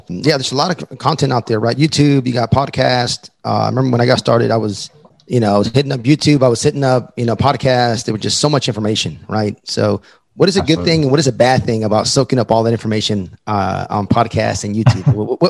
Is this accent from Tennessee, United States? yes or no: no; El Paso, Texas, United States; moved away; I'm from Texas. I'm from West Texas, El Paso, but I hadn't been to Houston in, I don't know, 30 years